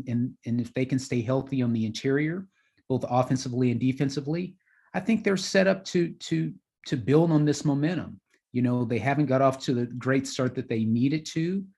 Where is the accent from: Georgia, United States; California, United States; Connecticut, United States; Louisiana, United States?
California, United States; Los Angeles; moved away as an adult; I grew up in Los Angeles, so going to Norman, Oklahoma in itself was a bit of a shock for me.